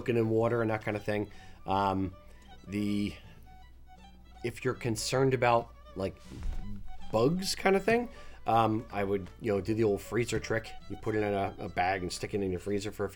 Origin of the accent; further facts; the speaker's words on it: Philadelphia region, Pennsylvania, United States; Growing up in the Philadelphia region